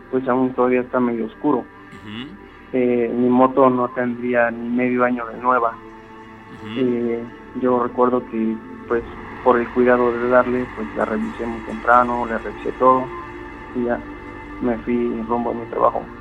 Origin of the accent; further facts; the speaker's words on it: Dos Ríos, Veracruz, Mexico; Eh, yo soy de Dos Ríos, Axacan, Veracruz.